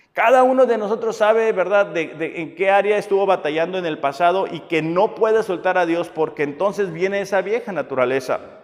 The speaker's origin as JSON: {"language": "Spanish", "town": "Mexicali", "region": "Baja California", "country": "Mexico", "said": "yo que soy de Mexicali"}